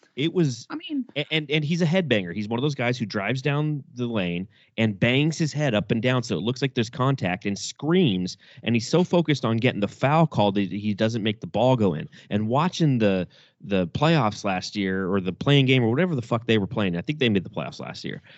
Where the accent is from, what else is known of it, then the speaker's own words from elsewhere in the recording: Southern California, United States; I grew up in Southern California